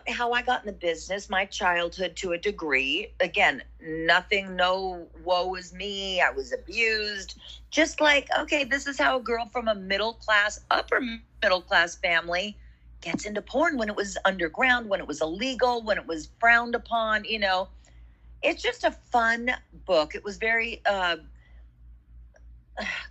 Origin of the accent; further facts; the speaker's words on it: Los Angeles, California, United States; I grew up in Los Angeles